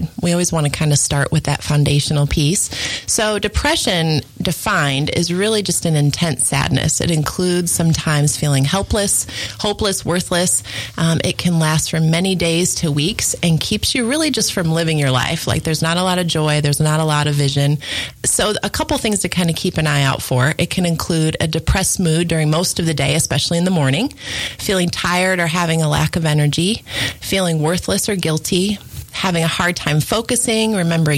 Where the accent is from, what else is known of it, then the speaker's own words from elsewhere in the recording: Michigan, United States; I grew up in Michigan